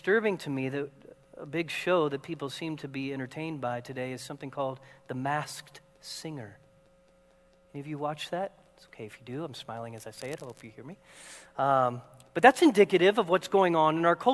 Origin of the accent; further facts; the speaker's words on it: Seattle, Washington, United States; moved away; we're from Seattle.